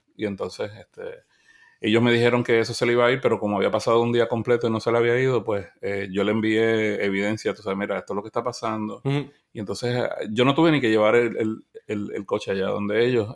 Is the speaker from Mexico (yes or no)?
no; Puerto Rico; first language Spanish; yo soy de Puerto Rico, pero yo me considero latinoamericano